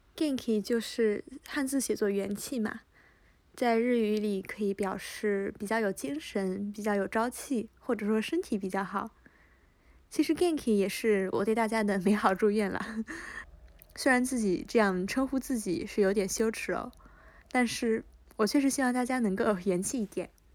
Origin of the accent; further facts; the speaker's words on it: northern China, China; moved away; 我甚至作为一个从小在北方长大的人